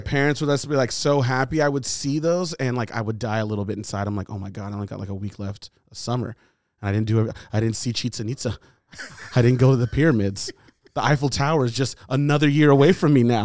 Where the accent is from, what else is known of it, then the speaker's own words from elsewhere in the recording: United States; I was born here.